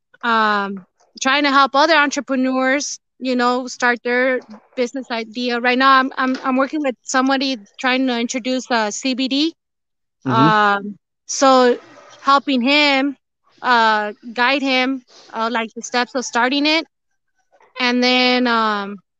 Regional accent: Rancho Cucamonga, California, United States; moved away as an adult; also born or lived in near San Diego; now in San Diego area, United States; we were raised and I grew up in Rancho Cucamonga, and we recently moved to Southern, close to San Diego, basically

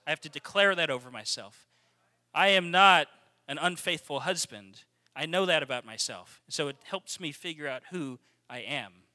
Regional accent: Texas, United States; We're from Texas

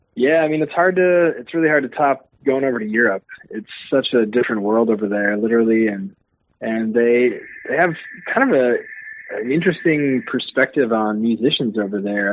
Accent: Brooklyn Park, Minnesota, United States; we grew up in Brooklyn Park, in that area, and uh, Osseo

